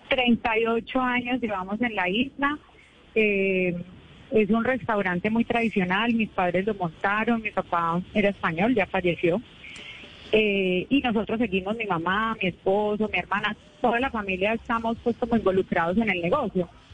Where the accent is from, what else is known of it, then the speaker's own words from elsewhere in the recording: San Andrés, San Andrés and Providencia, Colombia; Yo no nací en San Andrés, pero me trajeron muy pequeña